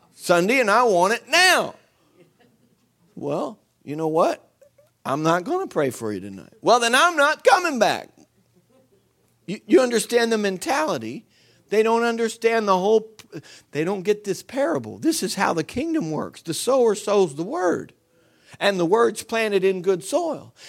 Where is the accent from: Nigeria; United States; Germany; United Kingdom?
United States; I'm an American